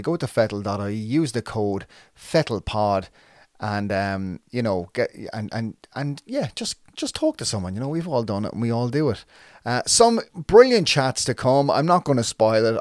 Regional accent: Waterford, Munster, Ireland; I'm from Saint John's Park in Waterford. I moved out to the, a, a different area when I was about twelve

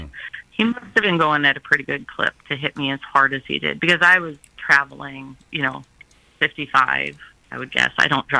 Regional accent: Sylvania, Ohio, United States; We're from Sylvania.

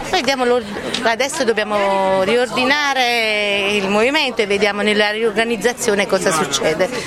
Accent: Sarno, Campania, Italy; Io sono di Sarno, provincia di Salerno

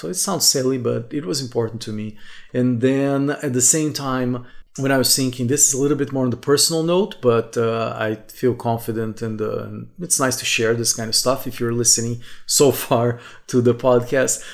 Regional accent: Brazil; moved away as an adult; also born or lived in Brasília; I could go back to uh, my hometown, to this house for my parents every three, four months or so. Like, because in Brazil

